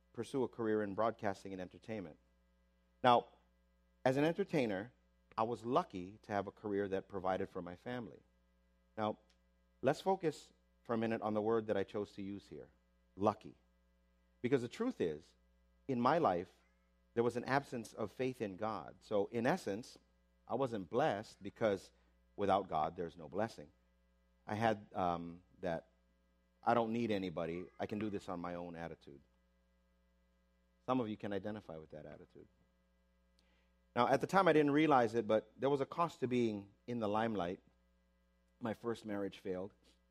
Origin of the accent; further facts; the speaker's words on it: Waipahu, Hawaii, United States; I was raised in Waipahu, like most Filipinos